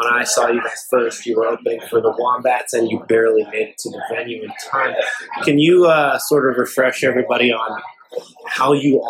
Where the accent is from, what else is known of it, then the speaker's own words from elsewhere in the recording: Seattle, Washington, United States; I'm from the Northwest as well. I'm from Seattle.